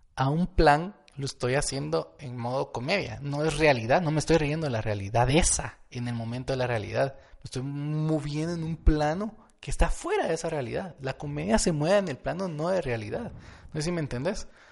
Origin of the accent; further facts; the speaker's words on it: Guatemala; somos de Guatemala